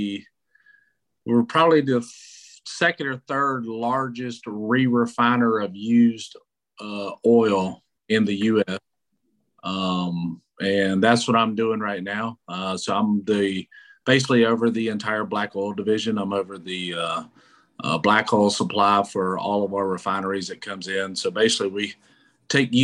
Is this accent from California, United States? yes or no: no; Georgia, United States; now in Houston, United States; we're from Georgia, so yeah. I was going to Braves games since I was 5 years old.